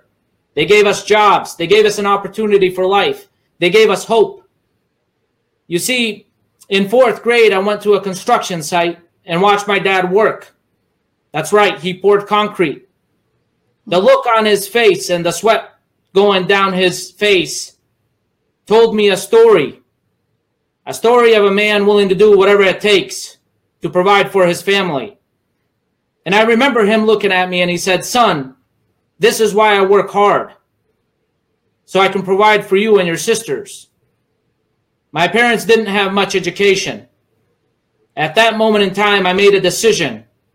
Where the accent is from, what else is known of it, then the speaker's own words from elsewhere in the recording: United States; English is a second language; You see, growing up in America, I didn't know the language. I didn't know the system, but soon I learned. While kids laughed at me at school because I didn't know English, I had to dig deep.